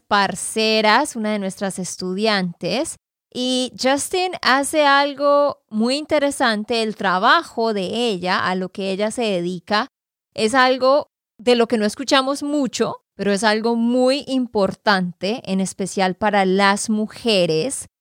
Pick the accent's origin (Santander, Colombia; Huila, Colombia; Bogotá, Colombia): Santander, Colombia; de Santander, Colombia